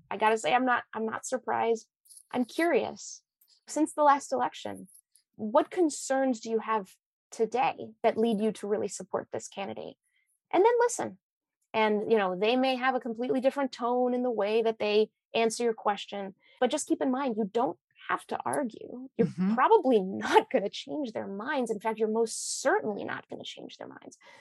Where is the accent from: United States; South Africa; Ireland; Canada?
United States; Washington; we're both from Washington State, right? I grew up in Everett and you're in Seattle.